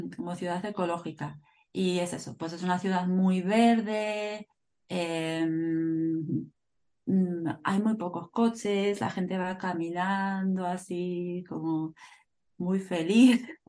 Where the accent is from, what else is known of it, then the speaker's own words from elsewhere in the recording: northern Spain, Spain; Soy de España, como tú. Del norte de España.